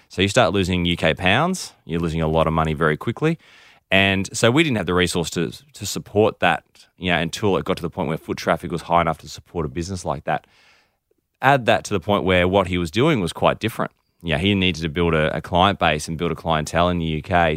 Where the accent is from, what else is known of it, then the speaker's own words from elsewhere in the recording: Melbourne, Victoria, Australia; also born or lived in United Kingdom; We're actually from Melbourne